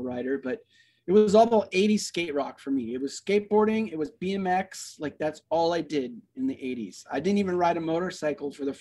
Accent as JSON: {"language": "English", "town": "Oakland", "region": "California", "country": "United States", "tie": "born or raised there", "also_born_or_lived": "Fremont, California / Hayward, California", "said": "I was born in Oakland, California."}